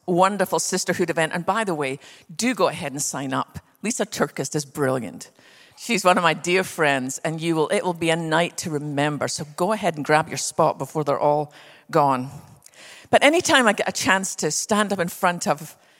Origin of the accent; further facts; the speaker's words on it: west coast of Scotland, United Kingdom; now in Texas, United States; I was born on the west coast of Scotland.